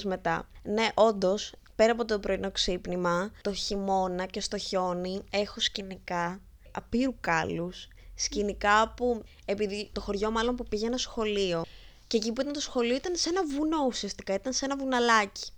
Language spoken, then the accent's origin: Greek; a village near Lamia, Central Greece, Greece; now in Athens, Greece; είμαι από Λαμία